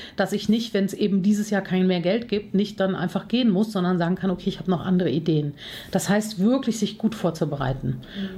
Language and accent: German; Cologne, North Rhine-Westphalia, Germany; bin Kölnerin, Herzblutkölnerin, äh, lebe hier schon seit vielen Jahren.